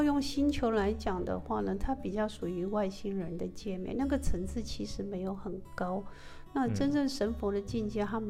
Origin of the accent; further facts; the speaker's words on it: Taiwan; 一般呃，我们台湾人比较信奉的就是呃佛陀嘛，OK，你可以念阿弥陀佛。